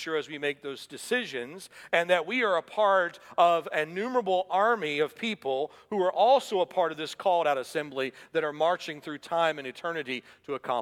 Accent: Atlanta, Georgia, United States; when I was a boy growing up in Atlanta

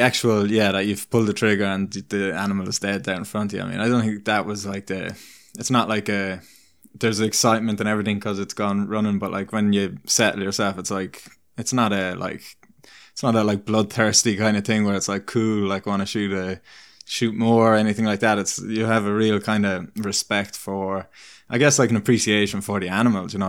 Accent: Ireland; moved away as an adult; now in British Columbia, Canada; where I grew up in Ireland, I, I grew up in a, you're either kind of in a town or in, more in the country, and I grew up in a town

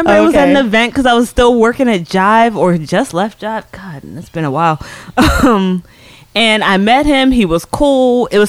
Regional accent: Alpharetta, Georgia, United States; moved away as an adult; now in New York, United States; I grew up in Alpharetta and I went to Georgia State for college

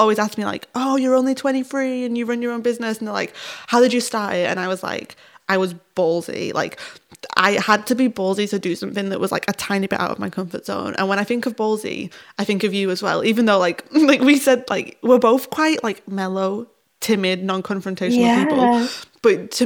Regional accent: United Kingdom; we're British, or if this is specifically because we're both Northern

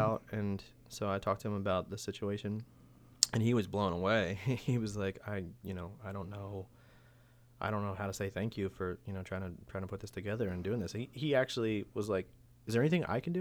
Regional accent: Silver Spring, Maryland, United States; also born or lived in Boonsboro, Maryland / Keedysville, Maryland; I'm originally from Silver Spring

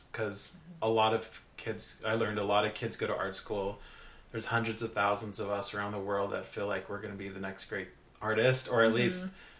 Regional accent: Orange County, California, United States; growing up in Orange County, which isn't known as this big cultural kind of mecca

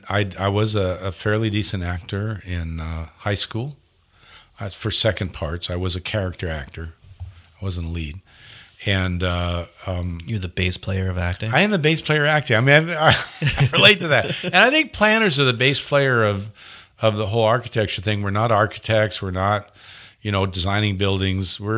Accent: Hollywood, California, United States; now in Oregon, United States; I grew up in Hollywood, so I had to live in LA to go do that.

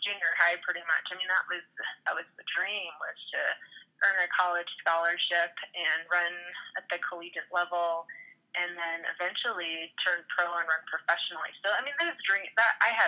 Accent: Ganado, Arizona, United States; moved away; I was born and raised in Ganado. It's a really small town on the Navajo Reservation.

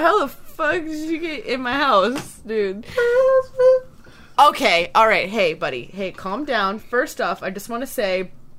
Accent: Connecticut, United States; I grew up in Connecticut.

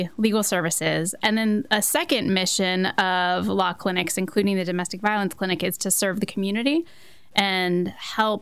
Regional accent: St. Louis, Missouri, United States; also born or lived in Washington, D.C. / Florida; now in Columbia, United States; Originally, I'm from St. Louis

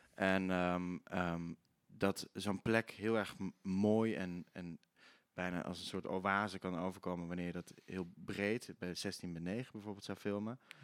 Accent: Limburg, Netherlands; accent: Limburgish; Ik ben wel Limburgs opgevoed. Ik spreek wel dialect.

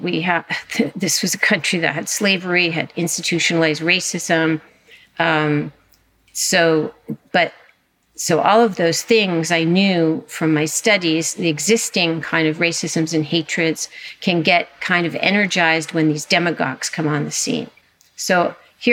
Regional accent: Southern California, United States; I grew up in California, in Southern California, at a beach town

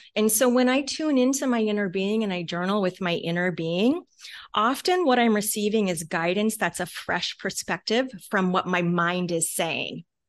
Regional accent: Talkeetna, Alaska, United States; That is where we are from.

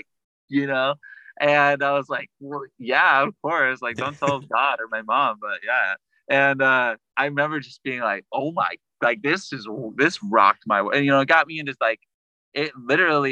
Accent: Sacramento, California, United States; I'm from the Sacramento area

